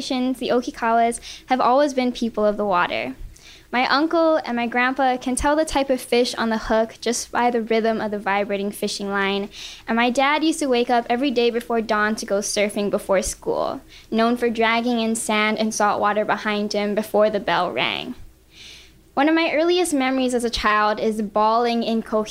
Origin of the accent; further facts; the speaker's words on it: Oahu, Hawaii, United States; moved away as an adult; also born or lived in Lancaster, Pennsylvania; I'm Yonsei, so fourth generation Japanese Filipino, born and raised in Hawaii